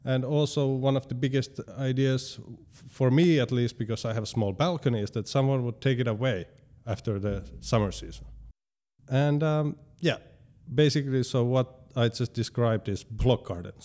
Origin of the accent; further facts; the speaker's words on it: Tampere, Pirkanmaa, Finland; I live in Hervanta